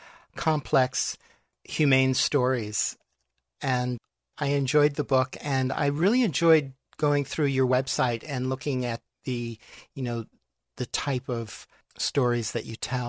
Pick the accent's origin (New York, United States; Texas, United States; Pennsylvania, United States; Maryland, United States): New York, United States; New York City; moved away; also born or lived in southern Spain; But growing up in New York City, my parents have gay friends